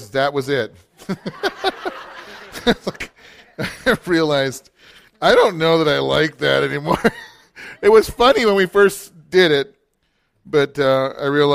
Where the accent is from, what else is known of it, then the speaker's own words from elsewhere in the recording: Billings, Montana, United States; also born or lived in Green Bay, Wisconsin; I grew up in Billings, Montana.